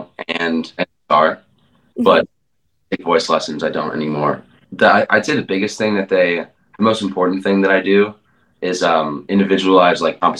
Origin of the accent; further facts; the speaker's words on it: Connecticut, United States; moved away as an adult; now in Richmond, United States; I'm from Connecticut actually.